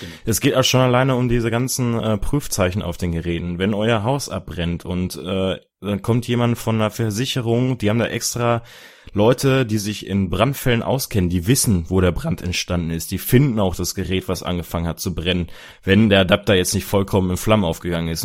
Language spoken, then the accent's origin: German; Dortmund, North Rhine-Westphalia, Germany; Ich komme aus Dortmund